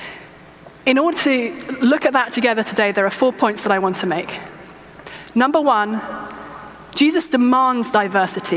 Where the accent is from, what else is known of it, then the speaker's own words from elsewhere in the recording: England, United Kingdom; I'm English